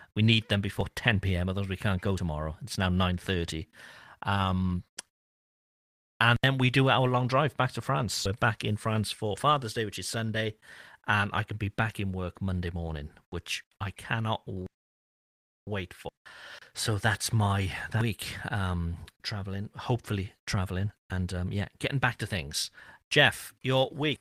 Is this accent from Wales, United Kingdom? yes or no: yes; Cardiff, Wales, United Kingdom; I'm from Cardiff, which is the city where everybody speaks English